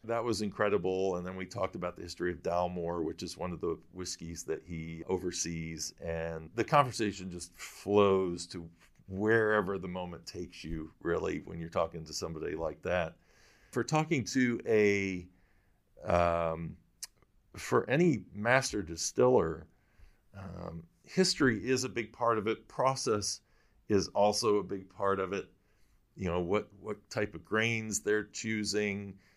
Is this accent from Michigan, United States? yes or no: yes; Michigan, United States; I'm from Michigan